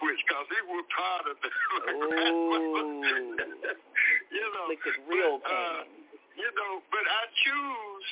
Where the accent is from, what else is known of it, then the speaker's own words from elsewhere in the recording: Petal, Mississippi, United States; I was born in Petal, Mississippi